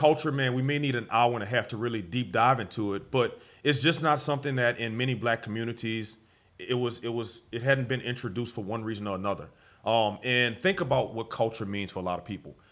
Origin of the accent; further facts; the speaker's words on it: New Orleans, Louisiana, United States; also born or lived in Algiers, New Orleans; In the Seven Walk, right, uh, right near City Park. Uh, so, the Seven Walk, for those that don't know, the fairgrounds area, City Park, L S U Dental School, that was my neighborhood, my stomping ground. So, New Orleans has been home